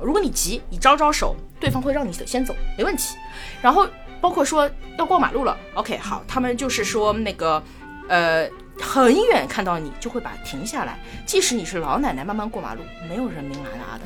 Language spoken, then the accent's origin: Chinese; Shanghai, China; moved away as an adult; now in Palau; 我其实是上海人，从小，这个城市我生长出，呃，出生， 长大，然后我连读大学都没有离开过这个城市